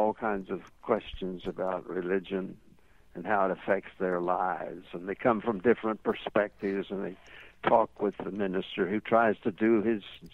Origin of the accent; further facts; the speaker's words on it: East Tennessee Mountains, United States; I was brought up in the East Tennessee Mountains area